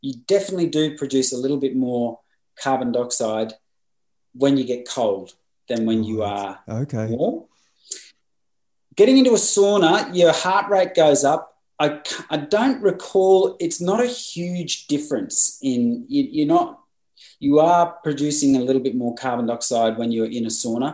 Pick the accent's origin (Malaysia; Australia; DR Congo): Australia; Bundaberg, Queensland; in a place called Bundaberg, which is my hometown